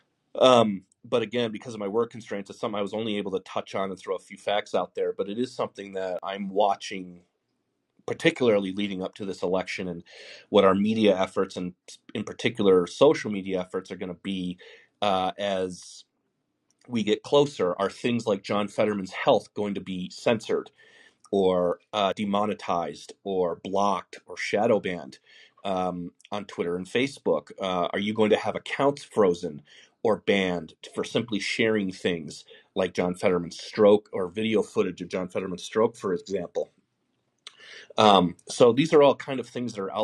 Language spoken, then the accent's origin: English; Denver, Colorado, United States; I'm from Denver as well